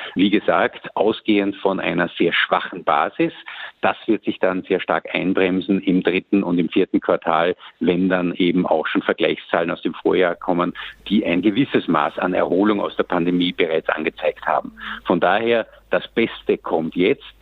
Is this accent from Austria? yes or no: yes; Austria; bei uns in Österreich